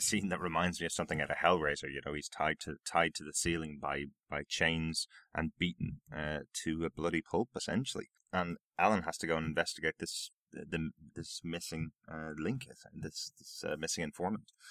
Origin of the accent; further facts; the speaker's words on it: Ireland; I'm Irish